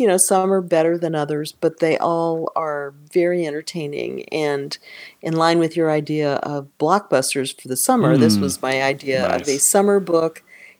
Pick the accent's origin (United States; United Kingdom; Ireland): United States; We're American.